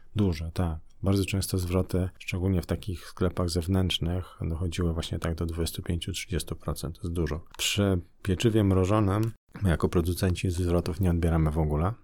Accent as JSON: {"language": "Polish", "town": "Nowy Dwór Mazowiecki", "region": "Masovian Voivodeship", "country": "Poland", "tie": "born or raised there"}